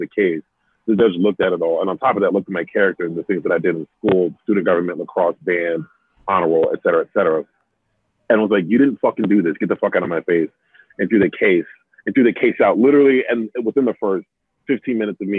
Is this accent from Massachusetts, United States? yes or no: no; New York City, New York, United States; also born or lived in Albany, New York; I was raised in Bed-Stuy